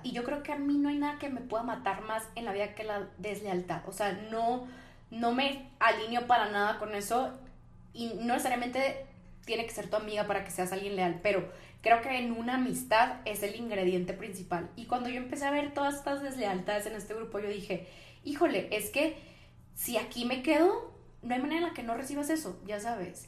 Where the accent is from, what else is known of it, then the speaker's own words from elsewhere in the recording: Ensenada, Baja California, Mexico; moved away; yo soy de Ensenada, que es una ciudad muy chiquita al norte del país